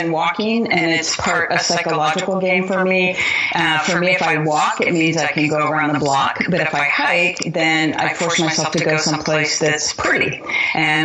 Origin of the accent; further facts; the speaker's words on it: Marin County, California, United States; also born or lived in Midwest / Napa, California; we moved to California when I was about 9 and wound up in the spectacularly beautiful location just north of San Francisco in Marin County